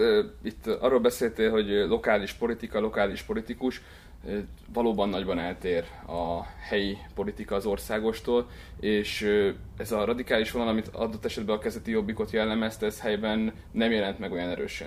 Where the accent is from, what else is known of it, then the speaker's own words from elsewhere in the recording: Csepreg, Vas, Hungary; moved away as an adult; now in Budapest, Hungary; Én Vas megyéből származok, a Vas megyei Csepregről